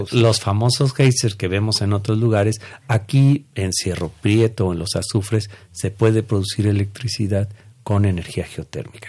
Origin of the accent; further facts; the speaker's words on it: Mexico; nosotros como mexicanos